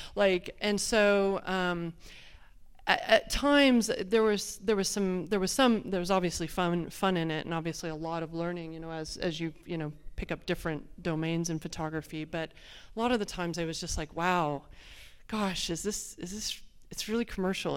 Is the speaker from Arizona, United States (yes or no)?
yes; Phoenix, Arizona, United States; I'm from Phoenix, Arizona. We don't have a lot of water